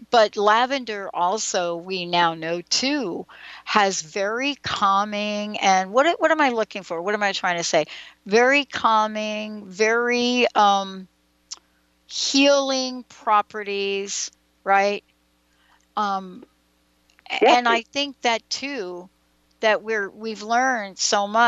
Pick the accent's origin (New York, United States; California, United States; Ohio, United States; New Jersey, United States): New York, United States; New York City; I grew up in New York and in the Bronx